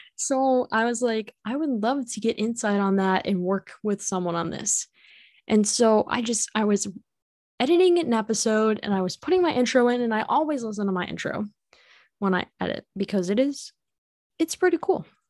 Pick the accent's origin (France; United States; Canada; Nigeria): United States; Illinois; I am from Illinois